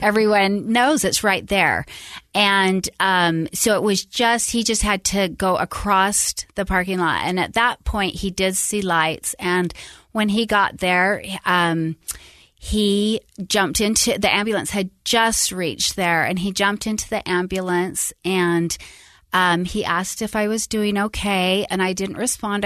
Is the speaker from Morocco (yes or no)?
no; Salt Lake City, Utah, United States; moved away as an adult; also born or lived in Tucson, Arizona / Sacramento, California; I grew up in Utah, um, born and raised Salt Lake